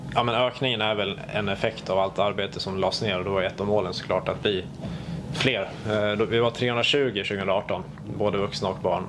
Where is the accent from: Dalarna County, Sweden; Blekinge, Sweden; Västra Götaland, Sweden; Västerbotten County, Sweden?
Dalarna County, Sweden; Falun; moved away as an adult; also born or lived in Stockholm; now in Växjö, Sweden; från Falun, så jag är uppväxt i Falu